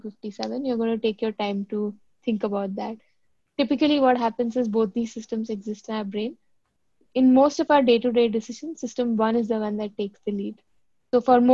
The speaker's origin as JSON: {"language": "English", "region": "Delhi", "country": "India", "tie": "born or raised there", "also_born_or_lived": "South India / Mumbai / Bangalore / London", "moved": "as an adult", "lives_now": "Singapore", "said": "I grew up in Delhi, did my entire schooling in Delhi. My dad was posted there, but I'm actually from the south of India."}